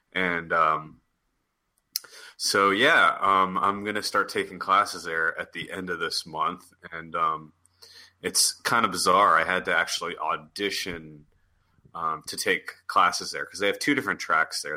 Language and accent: English; East Coast, United States; now in Los Angeles, United States; I'm from the East Coast